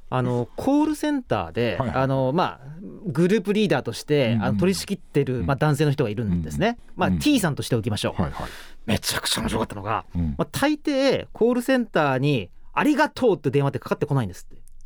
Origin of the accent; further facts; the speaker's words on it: Saga, Japan; 私は佐賀県出身なんですけど